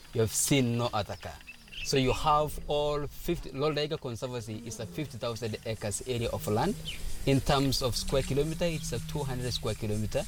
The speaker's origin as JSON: {"language": "English", "region": "Samburu County", "country": "Kenya", "tie": "born or raised there", "said": "I came from Samburu, which is still northern part of Kenya. We are a nomadic tribe"}